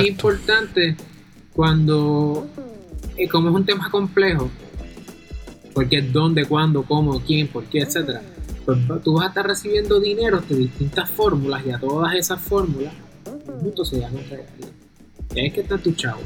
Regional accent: Puerto Rico; aunque yo soy de Puerto Rico, yo soy abogado federal

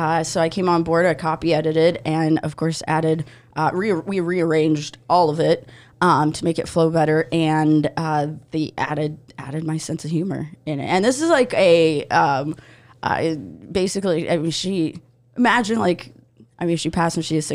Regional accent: Odesa, Odesa Oblast, Ukraine; now in United States; I'm originally from Odessa, Ukraine

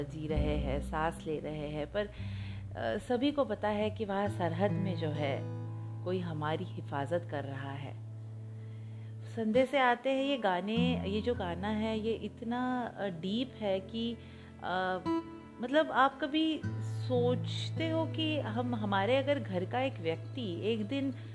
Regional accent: India; we feel proud to be a proud Indian

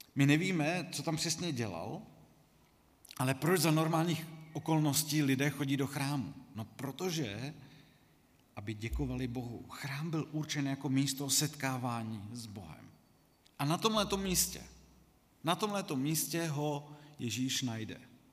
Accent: Czechia; jsme jako Češi

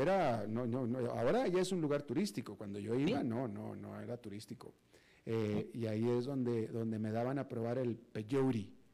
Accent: Monterrey, Nuevo León, Mexico; Yo soy de Monterrey

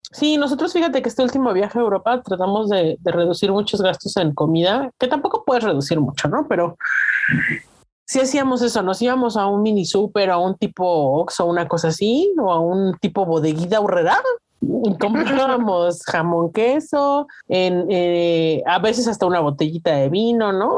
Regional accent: Mexico; los mexicanos, ¿cómo extrañamos la salsita?

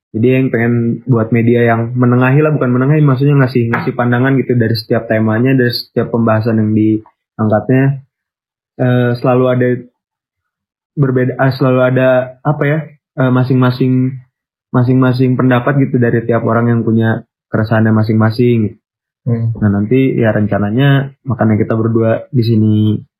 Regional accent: Bandung, West Java, Indonesia; kita dari Bandung

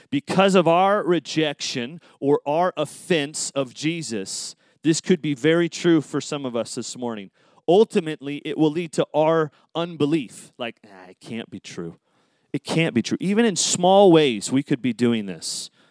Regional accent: Tulare, California, United States; Tulare, my hometown

